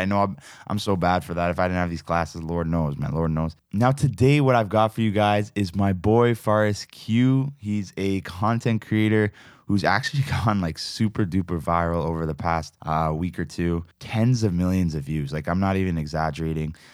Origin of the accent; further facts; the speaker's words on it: Toronto, Ontario, Canada; I'm from Toronto